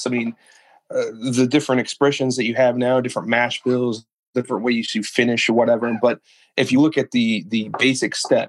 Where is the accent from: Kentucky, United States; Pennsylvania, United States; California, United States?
Kentucky, United States; I'm from Kentucky. I'm an Army brat. My wife and my mom's family's from here.